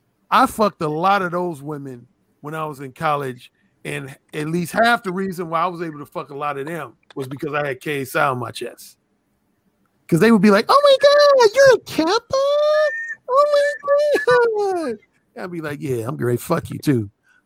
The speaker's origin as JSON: {"language": "English", "region": "Indiana", "country": "United States", "said": "Indiana. Oh, that was at Indiana University in Bloomington, Indiana."}